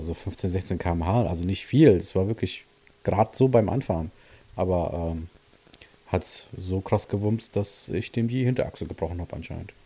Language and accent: German; Siegen, North Rhine-Westphalia, Germany; bei uns in Siegen ja die, die sogenannte HTS, das ist so eine Stadtautobahn